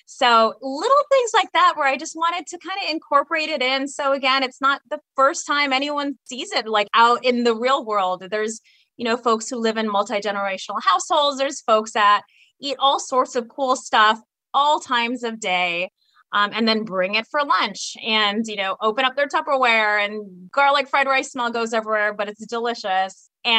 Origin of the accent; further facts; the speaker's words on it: San Diego, California, United States; being Filipino American means that the Filipino cuisine is definitely just part of what you do.